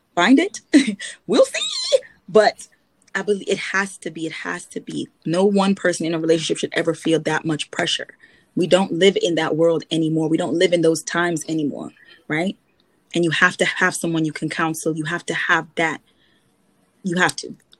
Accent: Trinidad & Tobago; I'm a Trinidadian

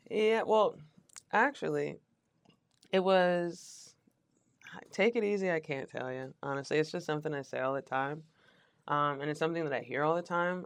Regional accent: Richmond, Virginia, United States

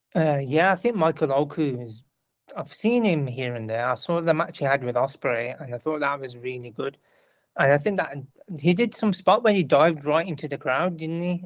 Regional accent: United Kingdom; I'm British person

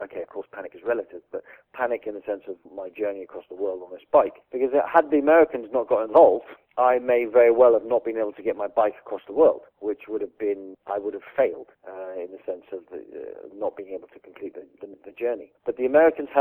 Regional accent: England, United Kingdom; I'm English.

